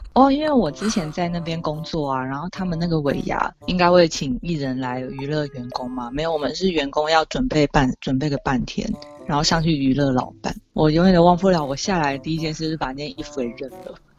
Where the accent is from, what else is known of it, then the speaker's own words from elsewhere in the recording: Taiwan; 身为一个台湾人